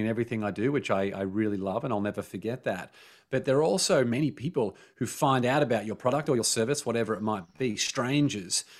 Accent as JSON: {"language": "English", "country": "Australia", "tie": "born or raised there", "said": "growing up in Australia"}